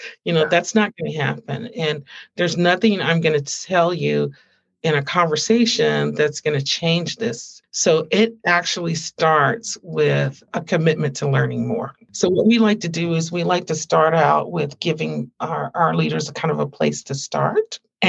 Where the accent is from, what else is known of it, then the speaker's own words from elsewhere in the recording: Canada; I'm from Canada.